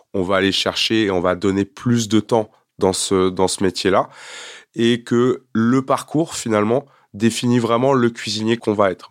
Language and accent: French; France; also born or lived in Quebec, Canada; je suis un vrai Français.